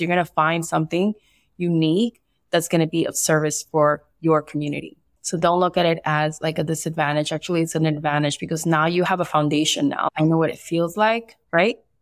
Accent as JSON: {"language": "English", "town": "Barranquilla", "region": "Atlántico", "country": "Colombia", "tie": "born or raised there", "said": "I was born in Barranquilla, Colombia, and I also have some Spaniard roots and some uh, Italian roots"}